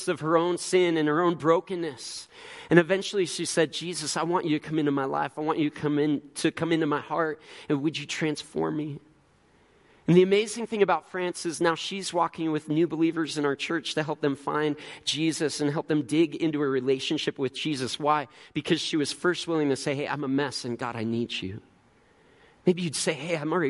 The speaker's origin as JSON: {"language": "English", "region": "Illinois", "country": "United States", "tie": "born or raised there", "moved": "yes", "lives_now": "Tempe, United States", "said": "Growing up in Illinois"}